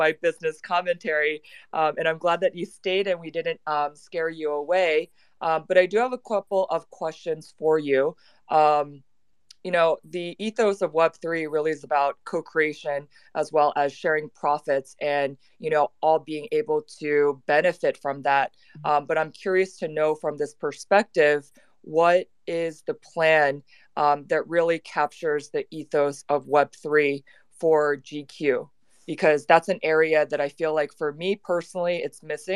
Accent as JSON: {"language": "English", "country": "United States", "accent": "American", "said": "I'm unfortunately have an American accent"}